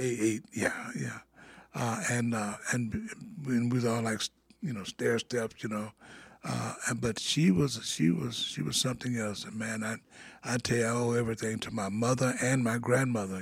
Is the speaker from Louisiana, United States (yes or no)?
yes; Monroe, Louisiana, United States; now in Davenport, United States; I'm from Monroe, Louisiana. Yeah, that's in the northern part of Louisiana. That's where I was born